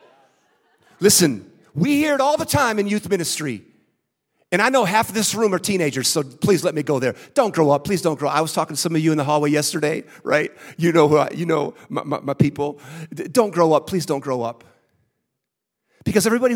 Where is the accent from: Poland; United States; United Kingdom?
United States; San Francisco, California; I was born in San Francisco